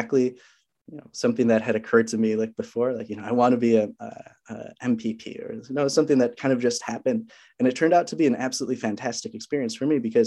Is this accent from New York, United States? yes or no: no; Minnesota, United States; also born or lived in Walla Walla, Washington; I'm from Minnesota